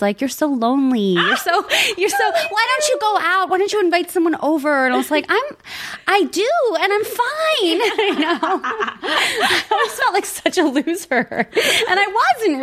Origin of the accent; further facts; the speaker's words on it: New York City, New York, United States; also born or lived in Long Island; I moved from Flushing to Long Island